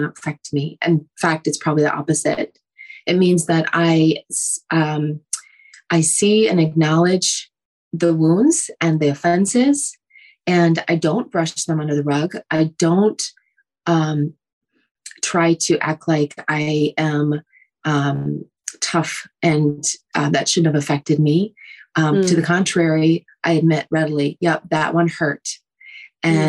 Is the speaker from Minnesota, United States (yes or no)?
yes; Minnesota, United States; I am from Minnesota